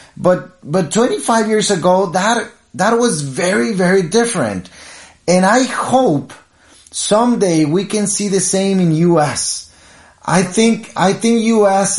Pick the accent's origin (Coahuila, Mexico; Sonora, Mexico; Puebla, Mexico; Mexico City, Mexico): Coahuila, Mexico; Piedras Negras; I'm from Piedras Negras, Coahuila, border with Eagle Pass, Texas